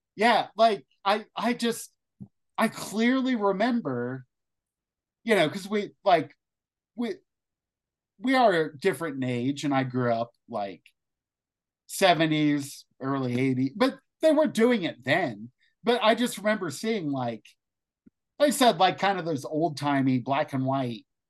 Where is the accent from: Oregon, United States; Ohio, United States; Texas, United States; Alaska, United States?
Ohio, United States; where I grew up in Ohio